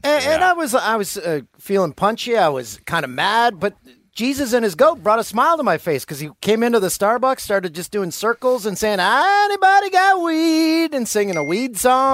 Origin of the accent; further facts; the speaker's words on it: Peterborough, Ontario, Canada; my hometown of Peterborough, Ontario.